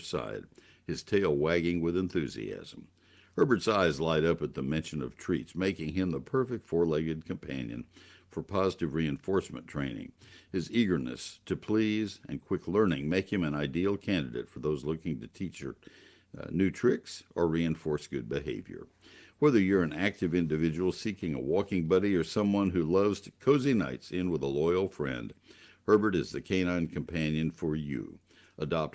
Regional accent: College Station, Texas, United States; growing up in College Station back after Bear Bryant.

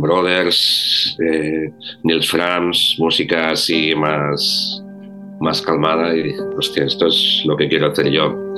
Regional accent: Ebro Delta, Catalonia, Spain; soy aluet, vengo del Delta del Ebro

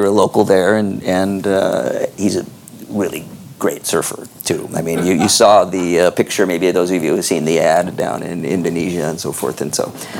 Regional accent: Newport Beach, California, United States; I grew up down in Newport Beach, basically, which is Surf City too.

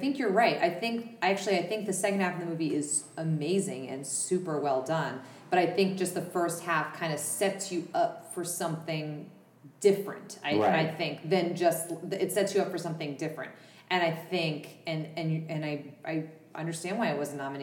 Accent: Boston, Massachusetts, United States; I'm from Boston

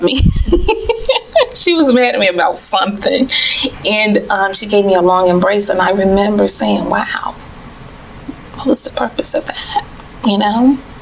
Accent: Tallahassee, Florida, United States; moved away; I am originally from Tallahassee, but I've lived in other states and abroad. And um, I returned back to Tallahassee

